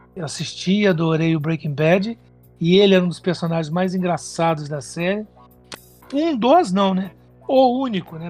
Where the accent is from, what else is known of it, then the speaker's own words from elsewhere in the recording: Minas Gerais, Brazil; moved away as an adult; now in São Paulo, Brazil; Eu vim pra cá com 18 anos.